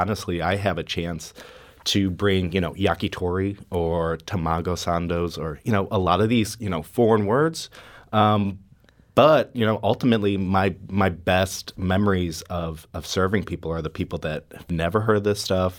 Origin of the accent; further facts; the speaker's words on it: St. Louis, Missouri, United States; I want to show off my, my hometown